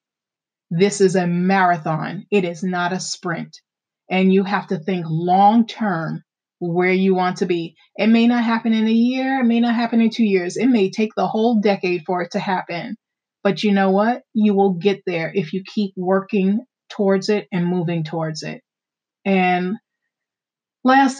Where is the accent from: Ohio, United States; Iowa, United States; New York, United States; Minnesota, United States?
New York, United States; Amityville; where I grew up in Amityville